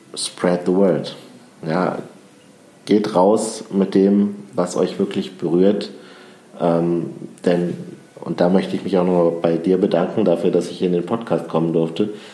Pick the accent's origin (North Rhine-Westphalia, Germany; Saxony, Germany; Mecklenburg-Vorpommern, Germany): North Rhine-Westphalia, Germany; Düren; ich bin ja in Düren im Rheinland geboren